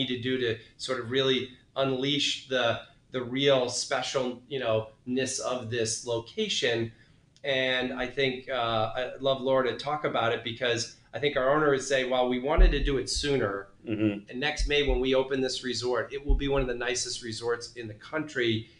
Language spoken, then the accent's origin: English; New England, United States; I'm from New England